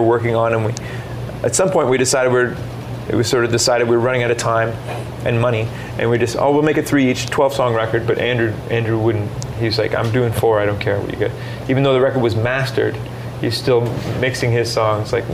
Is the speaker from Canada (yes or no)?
yes; Halifax, Nova Scotia, Canada; we grew up in Halifax